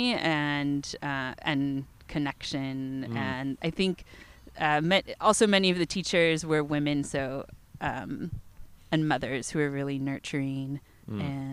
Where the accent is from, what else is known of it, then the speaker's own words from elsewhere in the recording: Folsom, California, United States; also born or lived in Walnut Creek, California; I grew up in Folsom, and this is in Sacramento where my high school was